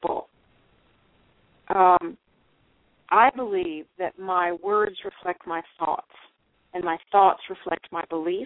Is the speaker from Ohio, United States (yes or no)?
no; Texas, United States; I was raised in Texas